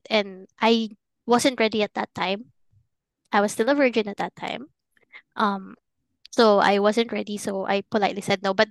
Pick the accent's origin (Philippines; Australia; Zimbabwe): Philippines; moved away; growing up in the Philippines. because it's a very Catholic country